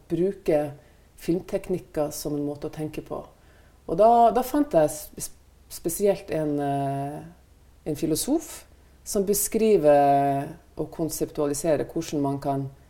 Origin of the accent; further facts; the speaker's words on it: Northern Norway, Norway; moved away; de omgivelsene som jeg vokste opp med i Nord-Norge